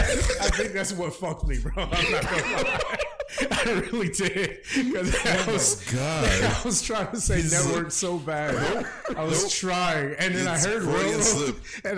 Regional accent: the South, United States; I grew up in the South.

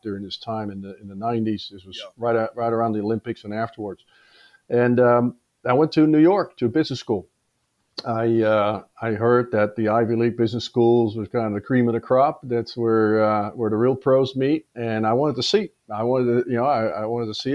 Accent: Amsterdam, North Holland, Netherlands; moved away as an adult; also born or lived in Australia; I was born in Amsterdam.

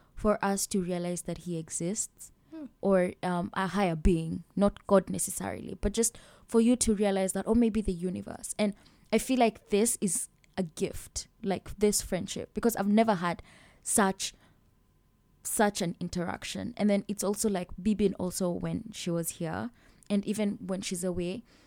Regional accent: Kenya; moved away; i'm from kenya

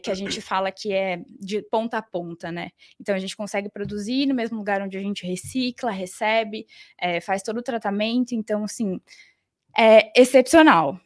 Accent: Campo Grande, Mato Grosso do Sul, Brazil; moved away as an adult; now in São Paulo, Brazil; eu sou de Campo Grande, Mato Grosso do Sul, e resolvi me mudar para São Paulo para fazer faculdade.

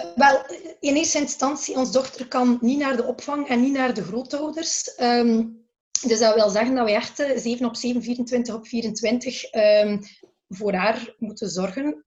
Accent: Belgium; wij in België

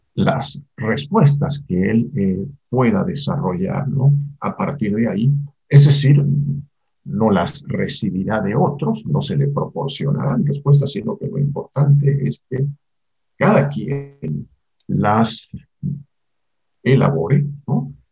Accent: Argentina; moved away as an adult; now in Mexico; Yo nací en Argentina, vivo en México desde hace 45 años, desde 1976

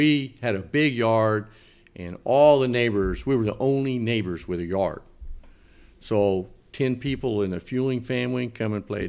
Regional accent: Mount Vernon, Indiana, United States; born or raised there; moved away as an adult

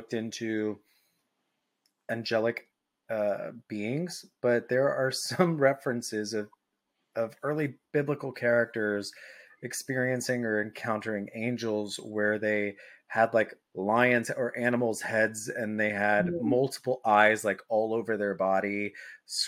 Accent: Dallas, Texas, United States; I grew up in Dallas

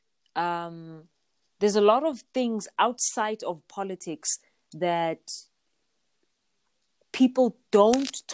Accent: South Africa; growing up in South Africa

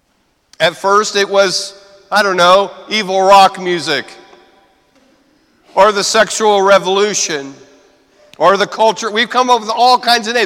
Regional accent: United States; as American Catholics

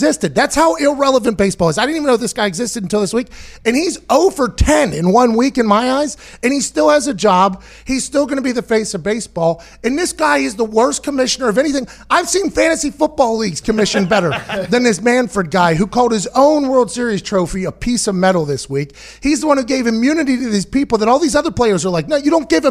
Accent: Pittsburgh, Pennsylvania, United States; I grew up in Pittsburgh

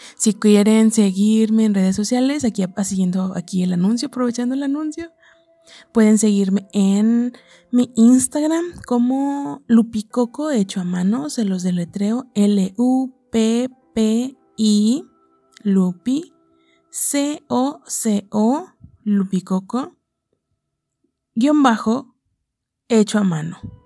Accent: Nayarit, Mexico; yo soy mexicana, nací en el estado de Nayarit

